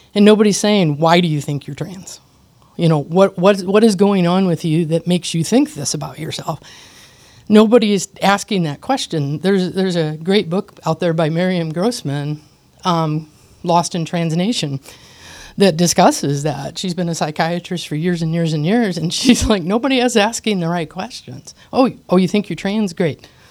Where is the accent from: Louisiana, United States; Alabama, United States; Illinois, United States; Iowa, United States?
Iowa, United States; I was born in Iowa in a small town